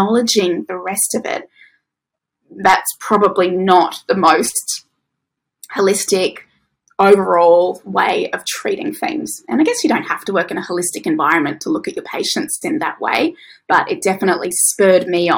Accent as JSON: {"language": "English", "region": "Tasmania", "country": "Australia", "tie": "born or raised there", "also_born_or_lived": "Victoria", "moved": "as an adult", "lives_now": "Queensland, Australia", "said": "I grew up in Tasmania"}